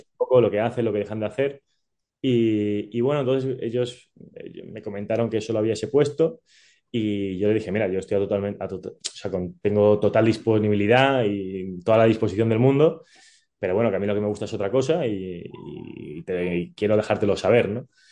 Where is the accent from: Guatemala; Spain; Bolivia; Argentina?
Spain; Málaga, Andalusia; also born or lived in Naples, Italy; Yo que crecí en Andalucía, en Málaga